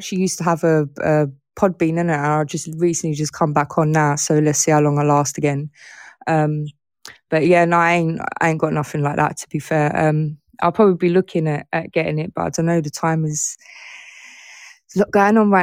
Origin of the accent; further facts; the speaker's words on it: England, United Kingdom; I'm from England